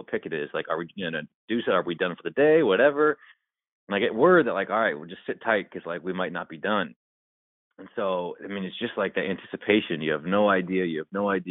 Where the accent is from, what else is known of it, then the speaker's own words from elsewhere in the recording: Seattle, Washington, United States; Growing up in Seattle